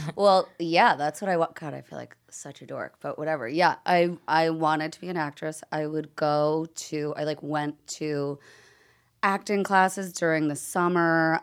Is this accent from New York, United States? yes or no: yes; Long Island, New York, United States; growing up on Long Island, you can go to the U S Open so easily